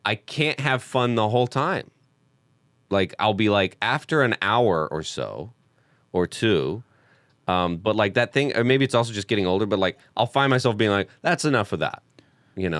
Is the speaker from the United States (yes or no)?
yes; the South, United States; moved away as an adult; now in Los Angeles, United States; I was homeschooled and from the South